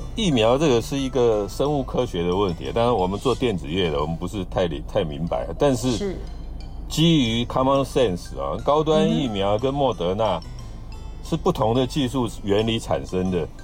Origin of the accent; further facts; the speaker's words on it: Taiwan; 哦，这就是我们台湾人可悲的地方了。